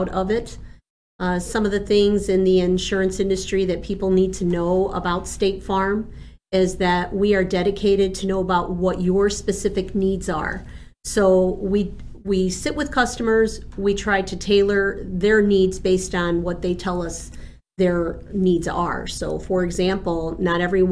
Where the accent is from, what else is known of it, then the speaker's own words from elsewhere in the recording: Chicago, Illinois, United States; first language Spanish; English is a second language; also born or lived in Buenos Aires, Argentina; I am from the city of Chicago